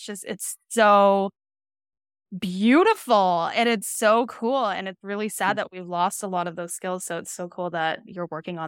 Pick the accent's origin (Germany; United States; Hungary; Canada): Canada; British Columbia; Like I grew up living in Northern British Columbia. And we were always doing stuff outside.